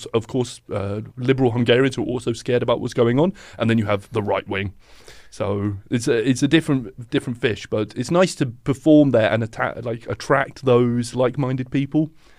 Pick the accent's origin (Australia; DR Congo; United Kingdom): United Kingdom; England; And I'm like, "Yeah, I come from England."